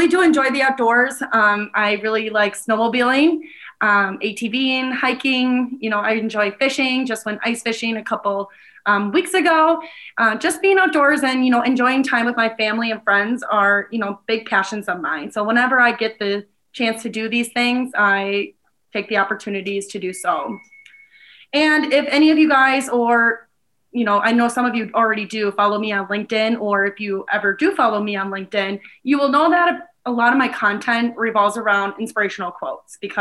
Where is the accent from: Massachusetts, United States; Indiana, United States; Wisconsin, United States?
Wisconsin, United States; Milwaukee; also born or lived in Fond du Lac, Wisconsin / Madison, Wisconsin; now in Green Bay, United States; I am originally from Milwaukee, Wisconsin